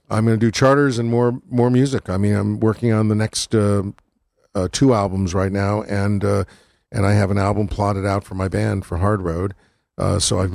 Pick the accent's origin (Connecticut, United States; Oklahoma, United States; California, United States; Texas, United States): Connecticut, United States; Waterbury; also born or lived in Milford / New Haven; where I grew up. And this is a song about growing up in Waterbury and Milford